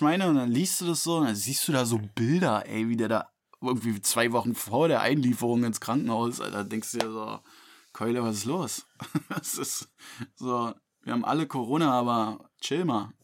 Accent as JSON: {"language": "German", "region": "Berlin", "country": "Germany", "said": "für mich so als Berliner"}